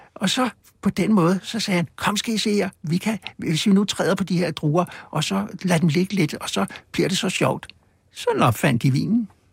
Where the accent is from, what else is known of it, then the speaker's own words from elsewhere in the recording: Copenhagen, Capital Region of Denmark, Denmark; Der på Østerbro, hvor jeg voksede op